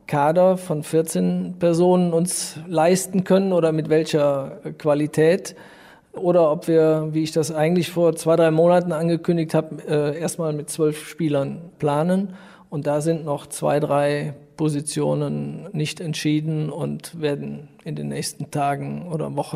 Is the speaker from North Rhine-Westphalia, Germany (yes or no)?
yes; Düren, North Rhine-Westphalia, Germany; Es ist meine Heimatstadt, ich bin hier aufgewachsen. Äh, ich liebe die Art der Menschen hier, also das bezieht sich aufs Rheinland, äh, aber eben in dem Fall auf Düren.